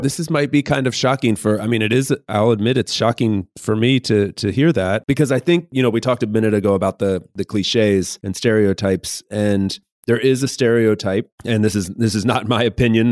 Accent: North Carolina, United States; I grew up in North Carolina in the U S

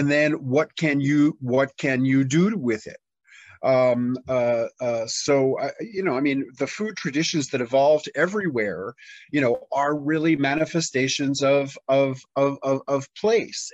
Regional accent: New York City, New York, United States; moved away as an adult; now in Tennessee, United States; in 1993 I moved from my hometown of New York City to rural Tennessee

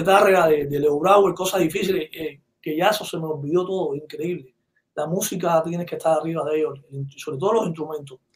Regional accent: San Cristóbal, Artemisa, Cuba; moved away as an adult; also born or lived in Havana; now in Miami, United States; cerca donde yo nací, yo nací en Arroyo Grande, en un, pueblecito ahí. Entonces ahí en, la, en el quinto grado

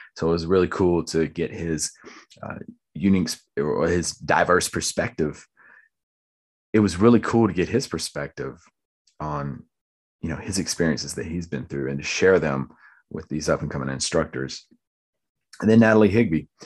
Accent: Lumberton, United States; someone that I grew up with in Lumberton.

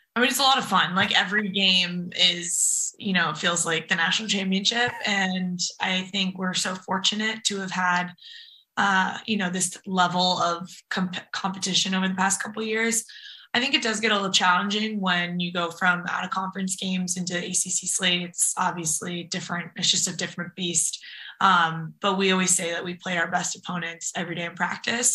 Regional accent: Napa, California, United States; moved away as an adult; also born or lived in San Francisco / North Carolina; we're from Napa, but we both went to high school in San Francisco

